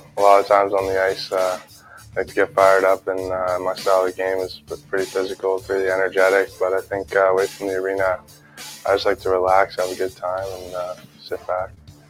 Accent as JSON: {"language": "English", "town": "Toronto", "region": "Ontario", "country": "Canada", "said": "I play for the Windsor Spitfires. I'm a left winger, and I'm from Toronto."}